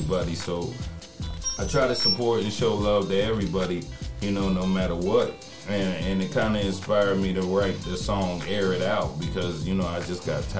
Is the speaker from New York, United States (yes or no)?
no; Washington, Pennsylvania, United States; now in Fayetteville, United States; I'm originally from Washington, Pennsylvania, but, you know, I moved to Fayetteville, North Carolina, and been down here